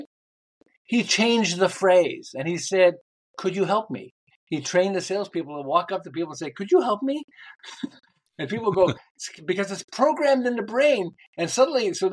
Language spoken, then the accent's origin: English; Montreal, Quebec, Canada; moved away as an adult; now in Southern California, United States; I'm originally from Montreal. I live in Southern California